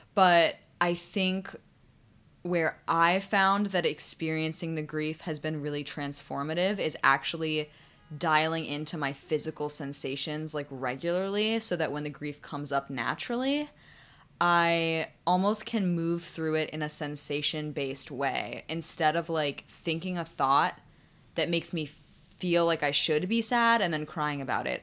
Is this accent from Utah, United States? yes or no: no; Sandy Hook, Connecticut, United States; I grew up in Sandy Hook